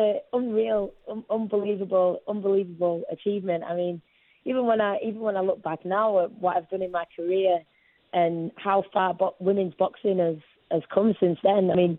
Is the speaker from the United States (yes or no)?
no; China; English is a second language; It's my home country and it's the Olympics